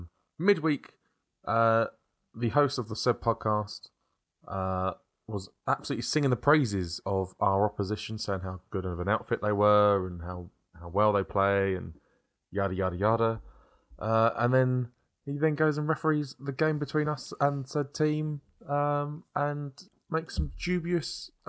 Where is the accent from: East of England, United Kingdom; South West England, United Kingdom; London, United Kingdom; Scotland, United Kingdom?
London, United Kingdom; also born or lived in Kent; We're from South East London / Kent